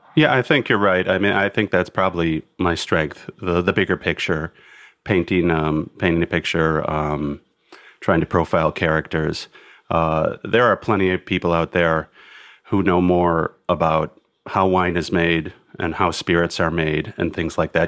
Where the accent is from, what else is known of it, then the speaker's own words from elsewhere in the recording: Milwaukee, Wisconsin, United States; moved away; I grew up in Milwaukee initially